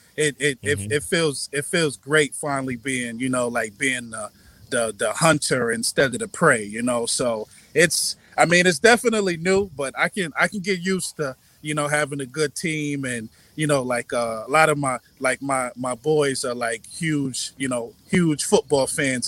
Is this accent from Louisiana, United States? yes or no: no; New York, United States; moved away as an adult; now in Charlotte, United States; I'm from New York but I moved to Charlotte about six years ago